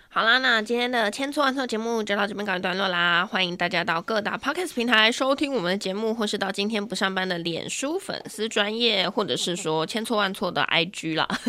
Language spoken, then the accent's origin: Chinese; Taichung, Taiwan; moved away as an adult; now in Taipei, Taiwan; 虽然我是台中人，可是我生活不在台中啦